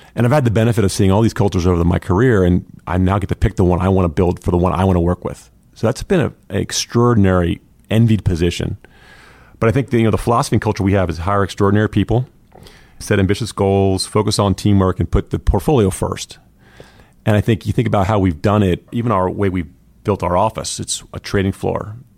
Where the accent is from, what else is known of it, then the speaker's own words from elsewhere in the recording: Pasadena, Maryland, United States; also born or lived in Philadelphia / Los Angeles; now in North Carolina, United States; I grew up in Pasadena, Maryland, in the sh, in the, in the f, in the shadow of the Naval Academy.